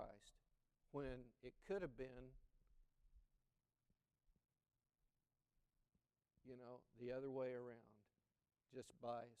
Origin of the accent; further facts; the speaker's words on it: McAlester, Oklahoma, United States; as a boy growing up in McAlester, Oklahoma, where my father pastored a Southern Baptist church in that small town